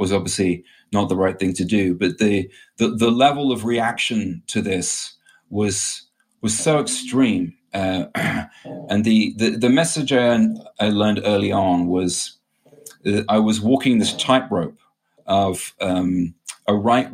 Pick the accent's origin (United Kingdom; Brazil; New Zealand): United Kingdom; England; I grew up in England in a family, a Catholic family.